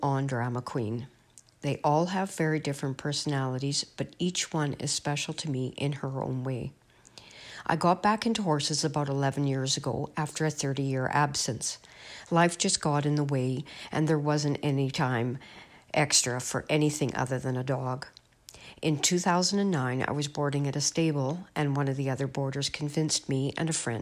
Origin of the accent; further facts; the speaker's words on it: Oakbank, Manitoba, Canada; I am from the Oak Bank area in Manitoba, Canada